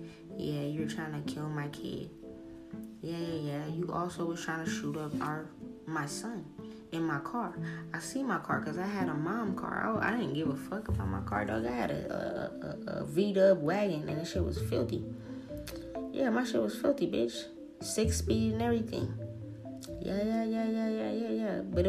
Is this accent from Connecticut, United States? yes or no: no; New Orleans, Louisiana, United States; You're from Cali and I'm from New Orleans, bitch.